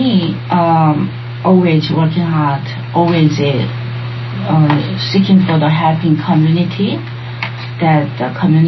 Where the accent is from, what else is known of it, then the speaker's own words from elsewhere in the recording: Seoul, South Korea; English is a second language; now in United States; I'm an immigrant from Seoul, Korea.